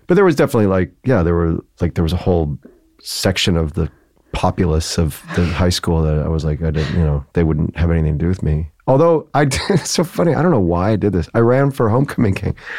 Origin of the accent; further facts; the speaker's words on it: Joliet, Illinois, United States; moved away as an adult; also born or lived in Chicago; now in New York, United States; I grew up in Joliet